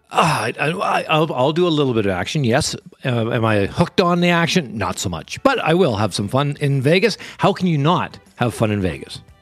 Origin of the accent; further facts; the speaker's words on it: Canada; I'm from Canada